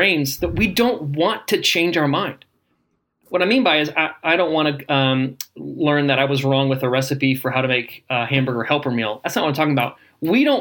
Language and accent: English; Indiana, United States; Where I grew up in Indiana, we called all soda pop Coke.